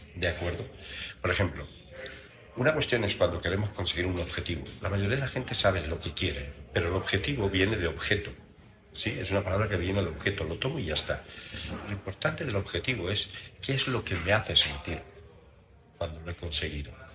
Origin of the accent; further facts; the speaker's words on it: Valencia, Valencian Community, Spain; now in Mexico; donde yo nací en Valencia, en España